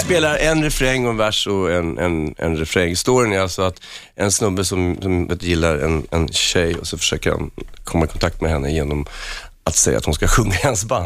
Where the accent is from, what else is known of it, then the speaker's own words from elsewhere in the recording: Huddinge, Stockholm County, Sweden; moved away as an adult; Jag var inte så ung när jag lämnade Huddinge